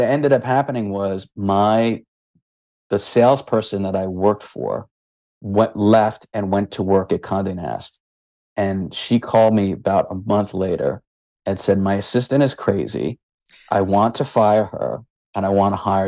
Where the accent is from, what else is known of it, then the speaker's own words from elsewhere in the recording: New York, United States; being the New Yorker I was